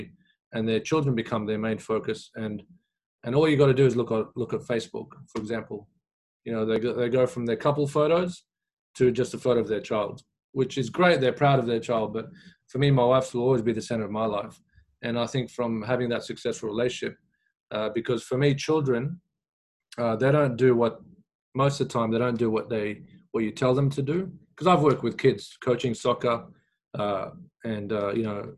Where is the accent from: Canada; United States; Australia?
Australia; also born or lived in Iraq; even as kids growing up in Australia, we'd watch the news.